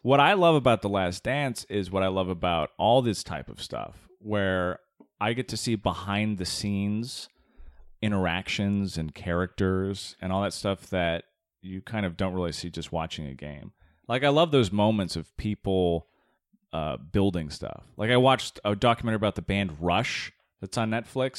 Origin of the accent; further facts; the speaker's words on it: Tucson, Arizona, United States; I grew up in Tucson, Arizona